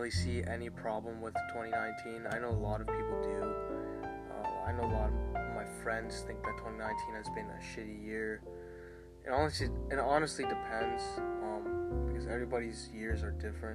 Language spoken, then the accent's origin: English; Ashburn, Virginia, United States; also born or lived in Centreville, Virginia; now in Aldie, United States; Ashburn was basically the first half of my childhood